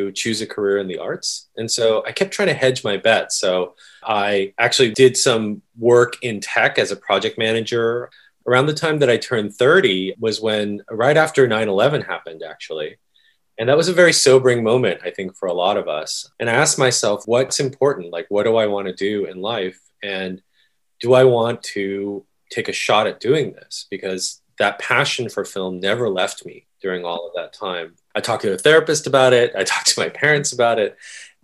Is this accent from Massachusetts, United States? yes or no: no; Oakland, California, United States; also born or lived in Korea; I'm from Northern California, the San Francisco Bay Area. So yeah, when we first immigrated, we moved into my uncle's house in Oakland and stayed in the Bay Area until I went to Williams.